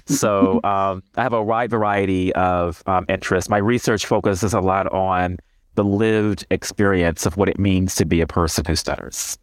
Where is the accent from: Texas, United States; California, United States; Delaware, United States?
Texas, United States; Houston; moved away as an adult; also born or lived in Ohio / Michigan; now in Detroit, United States; I'm originally from Houston, Texas